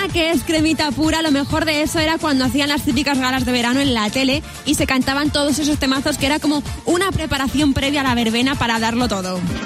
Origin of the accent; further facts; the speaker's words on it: Madrid, Community of Madrid, Spain; Mis padres nacieron en ciudad, yo nací en Madrid